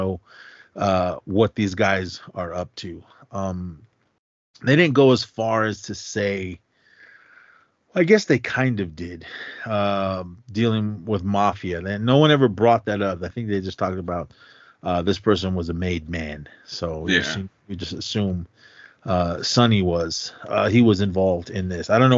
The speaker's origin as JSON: {"language": "English", "town": "Oakland", "region": "California", "country": "United States", "tie": "born or raised there", "said": "growing up in Oakland"}